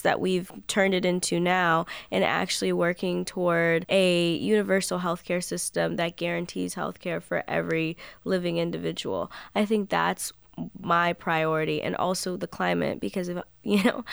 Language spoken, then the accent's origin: English; California, United States; moved away as an adult; now in Massachusetts, United States; I'm from California.